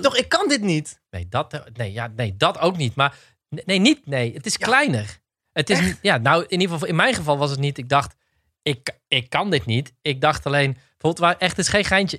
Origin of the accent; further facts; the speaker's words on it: Roosendaal, North Brabant, Netherlands; We zijn allebei geboren en getogen in Roosendaal.